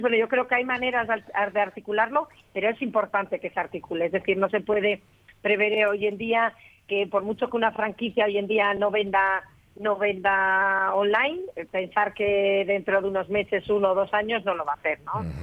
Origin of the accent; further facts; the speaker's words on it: Spain; yo soy la única española que participa en ese simposio